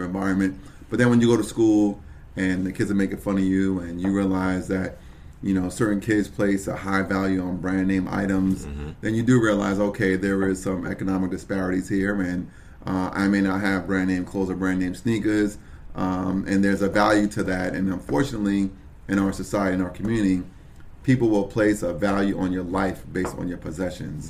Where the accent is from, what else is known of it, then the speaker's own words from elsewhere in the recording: Brooklyn, New York, United States; now in Tamarac, United States; I'm from Brooklyn, New York